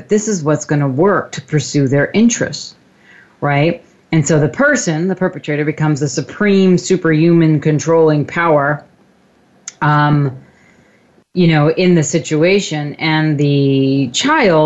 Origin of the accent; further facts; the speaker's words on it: Long Island, New York, United States; also born or lived in Brooklyn, New York; we moved out from Brooklyn to Long Island